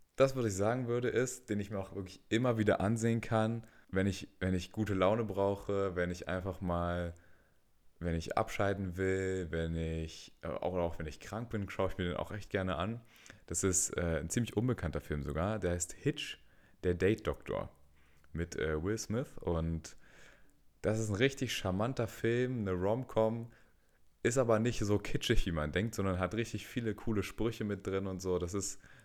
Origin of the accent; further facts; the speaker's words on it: Berlin, Germany; tatsächlich auch in Berlin geboren und aufgewachsen